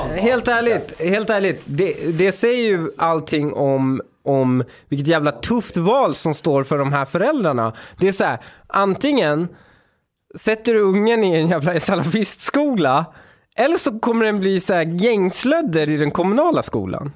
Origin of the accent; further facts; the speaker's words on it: Upplands Väsby, Stockholm County, Sweden; Jag kommer från Väsby